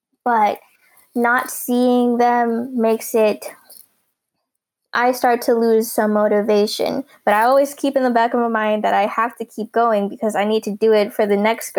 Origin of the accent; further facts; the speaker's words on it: United States; I'm a three-dimensional person, especially being Filipino-American. I am mixed with all the cultures that make up a Filipino, but then having to do the tango and being American at the same time.